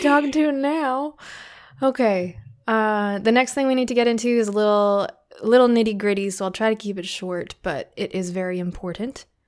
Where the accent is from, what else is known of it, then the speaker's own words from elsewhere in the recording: Canada; I'm being very Canadian